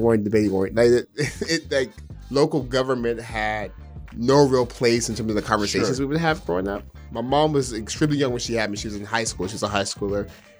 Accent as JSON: {"language": "English", "town": "Stockton", "region": "California", "country": "United States", "tie": "born or raised there", "moved": "as an adult", "lives_now": "Los Angeles, United States", "said": "born and raised in Stockton, South Stockton to be exact."}